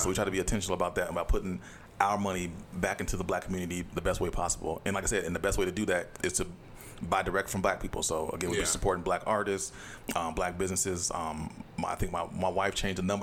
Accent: Saint Paul, Minnesota, United States; I grew up in the Midway area, kind of Frogtown area for most of my life

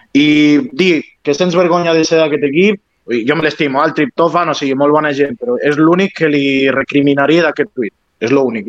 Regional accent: Lleida, Catalonia, Spain

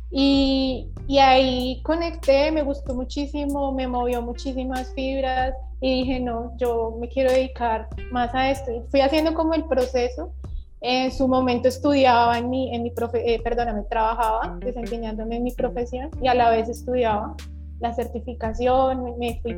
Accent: Bogotá, Colombia; now in Valledupar, Colombia; yo soy de Bogotá, pero en este momento te saludo desde Valledupar. Estoy viviendo aquí en la capital vallenata.

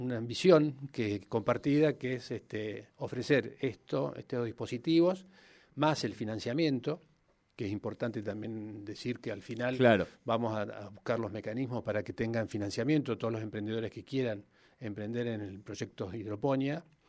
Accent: Neuquén, Argentina; compartimos más o menos la misma edad, este, somos Neuquinos

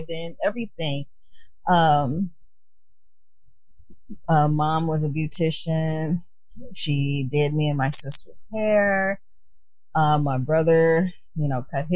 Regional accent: Chicago, Illinois, United States; moved away as an adult; now in California, United States; I'm originally from Chicago, born and raised, living in California now

